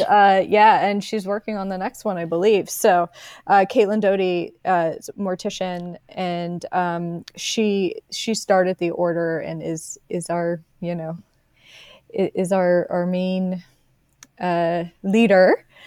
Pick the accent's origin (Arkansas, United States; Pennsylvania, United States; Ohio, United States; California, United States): Pennsylvania, United States; Delaware County; accent: Philadelphia; moved away as an adult; also born or lived in Philadelphia; now in Los Angeles, United States; I grew up in Delaware County and went, moved to Philadelphia fifteen minutes away for, for undergrad, for school, and I lived there until two thousand nine when I moved to Los Angeles